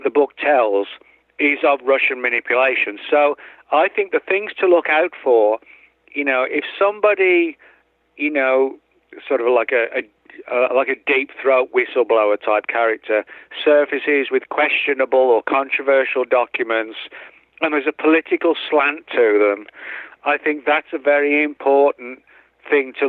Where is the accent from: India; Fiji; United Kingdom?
United Kingdom; England; moved away; me growing up in England